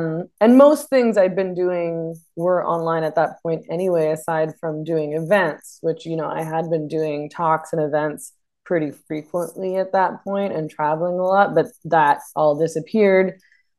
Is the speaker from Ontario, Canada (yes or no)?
no; Vancouver, British Columbia, Canada; moved away as an adult; now in Sayulita, Mexico; I was born in Vancouver.